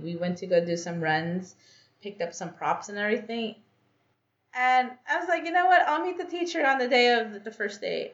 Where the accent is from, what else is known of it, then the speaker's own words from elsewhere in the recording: Los Angeles, California, United States; I was born and raised in Los Angeles, but both of my parents are Guatemalan